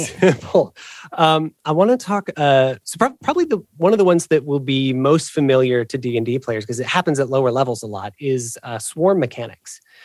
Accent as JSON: {"language": "English", "region": "Illinois", "country": "United States", "tie": "born or raised there", "moved": "as an adult", "lives_now": "Ohio, United States", "said": "I, I grew up in Illinois"}